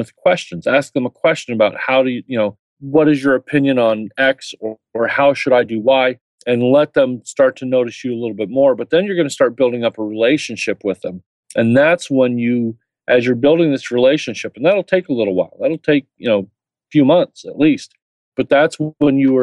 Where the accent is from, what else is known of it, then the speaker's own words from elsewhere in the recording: Indiana, United States; I'm from Indiana